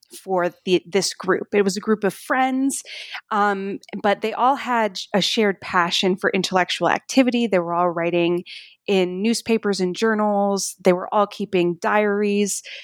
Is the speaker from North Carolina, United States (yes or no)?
yes; Durham, North Carolina, United States; growing up in the eighties, uh, in Durham, North Carolina. That's where I grew up